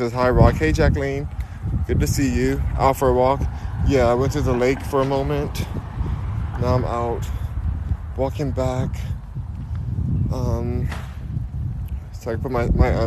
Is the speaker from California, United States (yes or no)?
yes; Los Angeles, California, United States; now in Houston, United States; I'm from Los Angeles, California